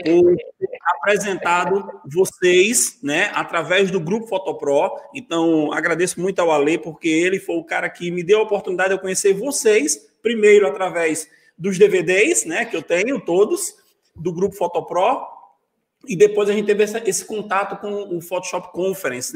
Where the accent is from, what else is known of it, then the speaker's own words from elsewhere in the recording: Vitória de Santo Antão, Pernambuco, Brazil; moved away as an adult; also born or lived in Salgueiro / Serra Talhada; now in João Pessoa, Brazil; Quando eu voltei para Vitória, eu voltei como professor daquela escola